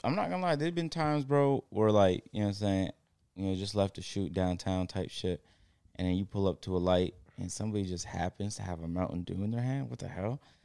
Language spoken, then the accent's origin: English; Toronto, Ontario, Canada; now in Atlanta, United States; I'm from Toronto